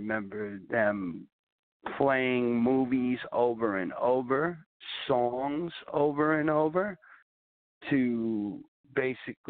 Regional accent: Long Island, New York, United States; also born or lived in Clearwater, Florida; now in Simpsonville, United States; we had moved to New York when I was 1 year old.

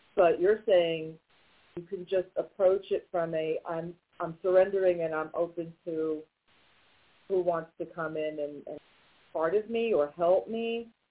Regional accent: New York, United States; now in North Carolina, United States; we're originally from New York

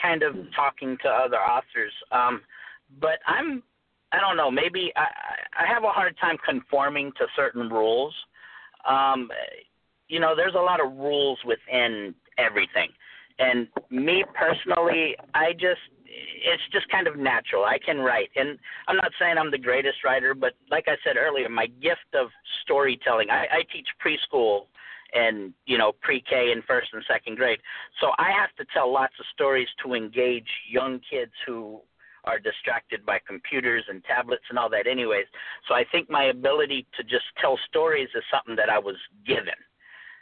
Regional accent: Phoenix, Arizona, United States; growing up, I grew up in South Phoenix.

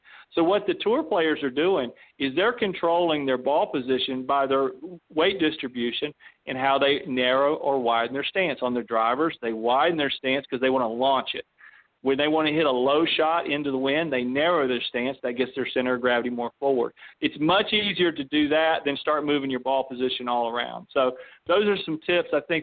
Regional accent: Western North Carolina, United States; moved away; also born or lived in Florida; I grew up in Western North Carolina

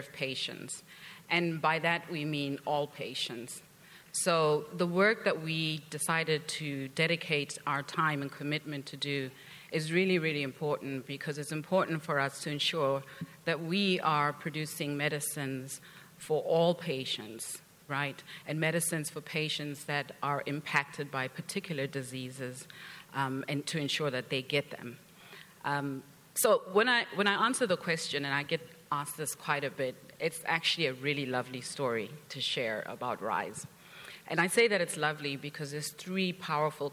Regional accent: South Africa; moved away as an adult; also born or lived in Canada; now in Thousand Oaks, United States; I am originally from South Africa

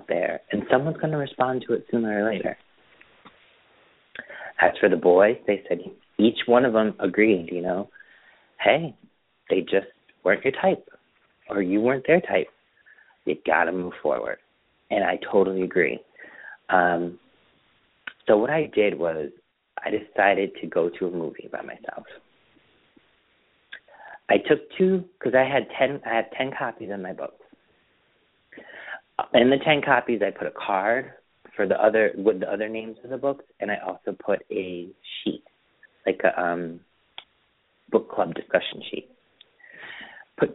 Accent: Springfield, Massachusetts, United States; moved away; Springfield. But, you know, I just moved out here

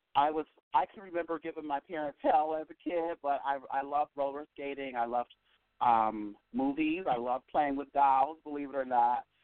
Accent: Buffalo, New York, United States; I'm from Buffalo, New York, born and raised um, on the east side of Buffalo

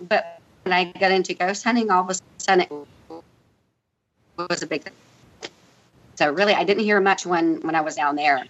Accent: St. Augustine, Florida, United States; also born or lived in El Paso, Texas; not only am I from El Paso, Texas, but I was also raised in St. Augustine, Florida

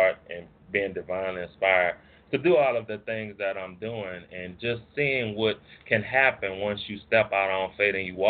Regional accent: New Orleans, Louisiana, United States; moved away as an adult; now in Monroe, United States; I'm originally from New Orleans, and now I live in a place called Monroe, Louisiana

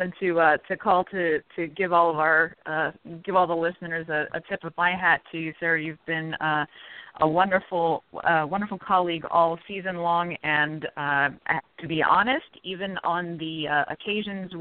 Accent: Lehigh Valley, Pennsylvania, United States; I live in the Lehigh Valley area

